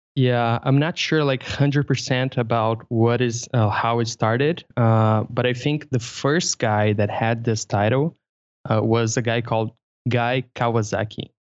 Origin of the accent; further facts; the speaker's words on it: Brazil; English is a second language; I'm from Brazil